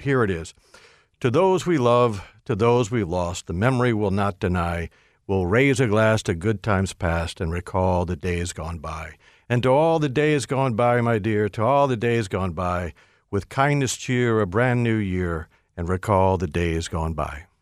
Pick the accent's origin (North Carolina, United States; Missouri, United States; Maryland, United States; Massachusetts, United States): Maryland, United States; Hyattsville; my grandmother lived next door to me growing up in Hyattsville